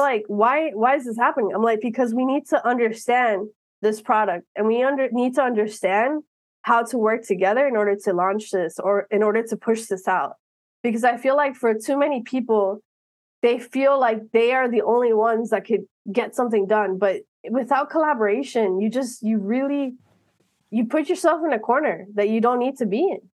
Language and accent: English; Miami, Florida, United States; I was born and raised in Miami